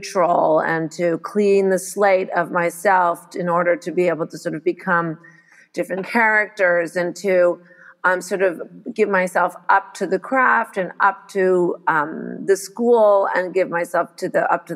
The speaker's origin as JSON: {"language": "English", "town": "Montreal", "region": "Quebec", "country": "Canada", "tie": "born or raised there", "also_born_or_lived": "United States", "said": "I arrived here in Montreal when I was just a baby, because I was born in the States and my dad is American"}